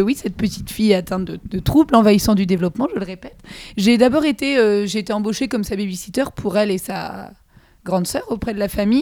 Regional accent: Saint-Brevin-les-Pins, Pays de la Loire, France; moved away as an adult; now in Rennes, France; Je viens de Saint-Brévin-les-Pins Loire-Atlantique. Petite ah. bourgade près de la mer.

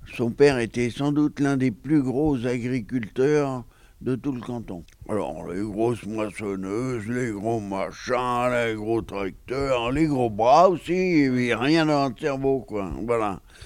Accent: Saint-Herblon, Pays de la Loire, France; j'étais de Saint-Herblon

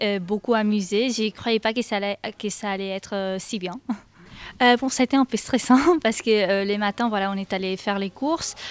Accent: Spain; French is a second language; moved away as an adult; now in Rennes, France; je suis espagnole et je suis ici en Erasmus

